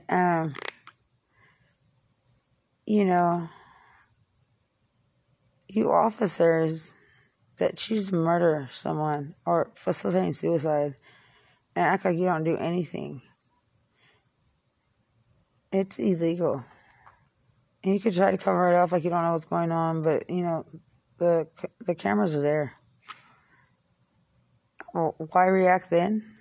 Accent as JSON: {"language": "English", "town": "Lubbock", "region": "Texas", "country": "United States", "said": "I'm from Lubbock"}